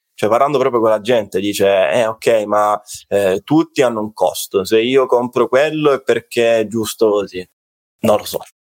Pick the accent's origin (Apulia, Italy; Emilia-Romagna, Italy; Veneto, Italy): Apulia, Italy; Salento; sono salentino, quindi salentino, pizzica, pizzica, notte da Taranta, tamburello